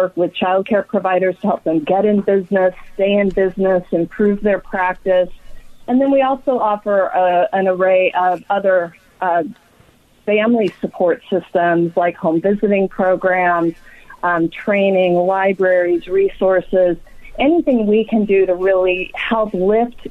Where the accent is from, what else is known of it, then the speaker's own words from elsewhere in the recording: Los Angeles, California, United States; now in Sacramento, United States; I grew up in Los Angeles. And I currently live in Sacramento